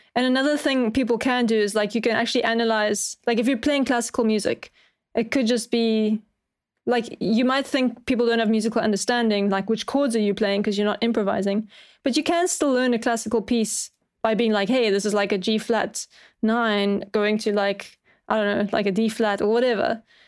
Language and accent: English; Cape Town, Western Cape, South Africa; I'm from Cape Town, which is, like, right at the bottom